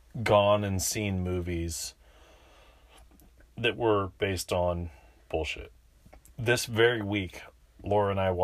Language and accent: English; San Diego, California, United States; was in San Diego, my hometown